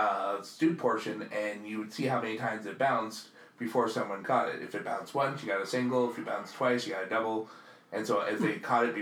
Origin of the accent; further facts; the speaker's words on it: New York City, New York, United States; moved away; when I was growing up in Queens